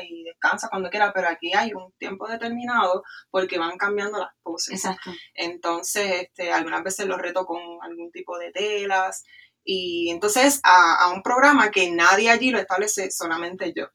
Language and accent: Spanish; Ponce, Puerto Rico; moved away as an adult; also born or lived in Florida; soy natural de Ponce, de Valle uh. Alto, así que somos de aquí.